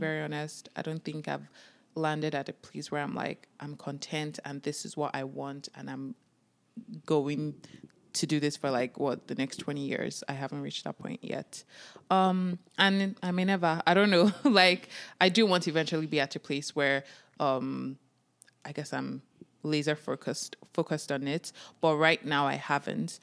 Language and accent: English; Nigeria; now in Canada; As a Nigerian immigrant, as a Nigerian child